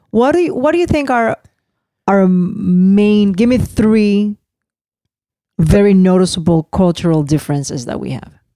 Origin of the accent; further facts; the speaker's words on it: Puerto Rico; English is a second language; moved away; We are American citizens. And even though we're very much an island and we have our own culture